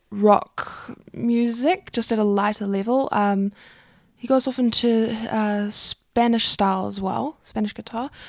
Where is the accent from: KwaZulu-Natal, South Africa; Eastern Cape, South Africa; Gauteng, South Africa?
KwaZulu-Natal, South Africa; Durban; Durban. From Durban.